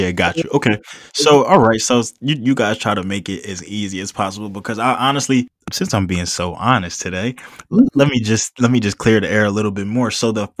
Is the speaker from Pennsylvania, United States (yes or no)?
yes; Philadelphia, Pennsylvania, United States; I preach that I'm especially coming from Philadelphia and really just seeing how everything goes.